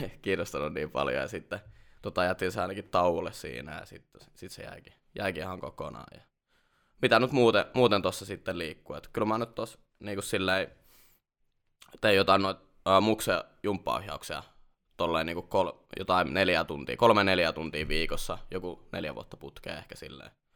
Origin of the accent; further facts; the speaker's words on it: Jyväskylä, Central Finland, Finland; Mä oon tota Jyväskylästä lähtöisin ja vieläkin tota, asun siellä ihan palisjalkainen Jyväskyläläinen. Et, 30 a... vuotta melkein kohta mennyt siellä.